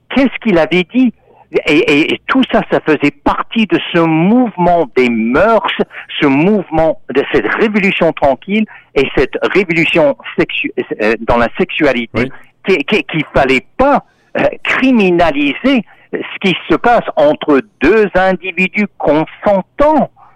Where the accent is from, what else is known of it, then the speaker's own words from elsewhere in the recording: Texas, United States; moved away; Moi-même, en tant qu'Américain, qui est né au Texas en 1950